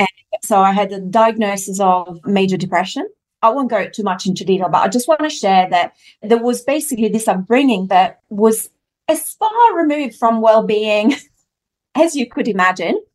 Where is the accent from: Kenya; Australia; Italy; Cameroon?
Italy; moved away; I grew up in Italy, so I was raised in a French household, but in Italy